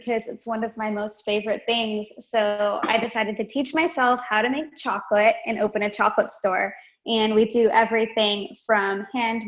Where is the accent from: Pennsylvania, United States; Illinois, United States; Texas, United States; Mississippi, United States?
Illinois, United States; Chicago; now in Nashville, United States; I'm originally from Chicago.